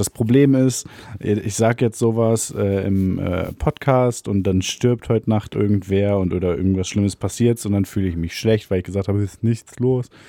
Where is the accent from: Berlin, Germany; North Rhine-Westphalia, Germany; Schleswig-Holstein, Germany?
North Rhine-Westphalia, Germany; a small village near Cologne; in dem Dorf, in dem wir aufgewachsen sind